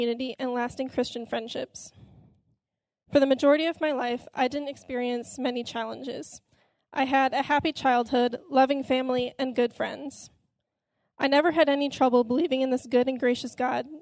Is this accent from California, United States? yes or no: no; Elgin, Illinois, United States; I grew up in Elgin, Illinois, with a brother and a sister